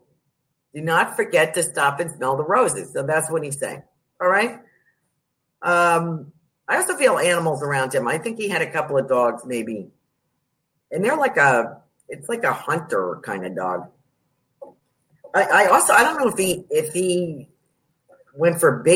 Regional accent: New York, United States; I'm from New York

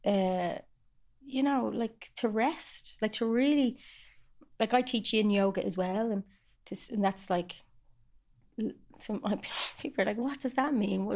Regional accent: Ireland; I love doing healing on Irish lands as an Irish woman

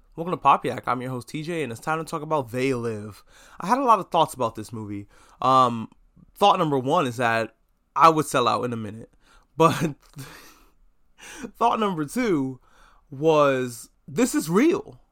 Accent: United States; I'm only an American.

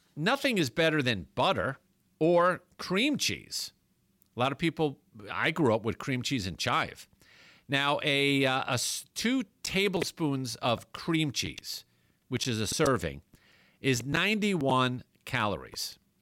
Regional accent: New York, United States; moved away; growing up in New York

